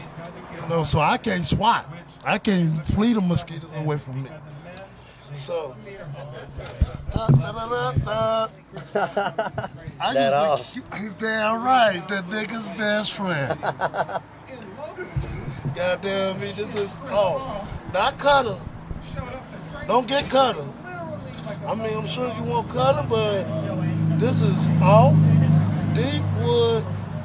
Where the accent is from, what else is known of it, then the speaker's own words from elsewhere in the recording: Arkansas, United States; accent: Arkansas country; now in Arizona, United States; I'm from Arkansas.